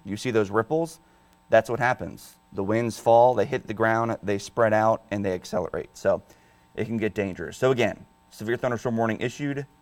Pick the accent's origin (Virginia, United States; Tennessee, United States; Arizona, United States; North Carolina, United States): Virginia, United States; Northern; now in Delmarva, United States; I'm from Northern Virginia